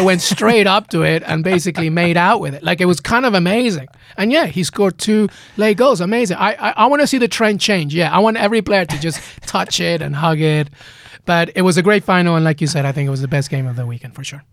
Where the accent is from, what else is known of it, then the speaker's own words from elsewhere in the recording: Peru; also born or lived in England; now in United States; I grew up in Peru. I grew up in England, and now I'm in the U S